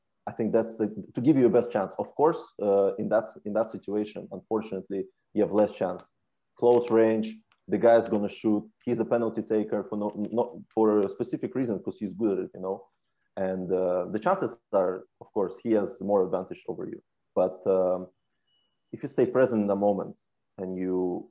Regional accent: England, United Kingdom; moved away as an adult; now in Norway; growing up in England

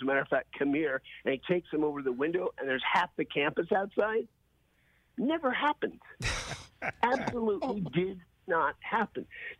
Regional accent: Indiana, United States; I grew up in Indiana. That's where I live now.

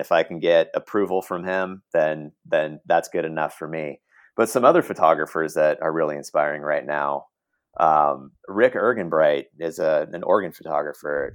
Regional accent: Portland, Oregon, United States; now in Los Angeles, United States; grew up in Oregon, in Portland, Oregon

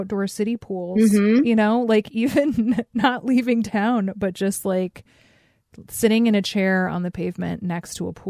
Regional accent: Alaska, United States; Growing up in Alaska

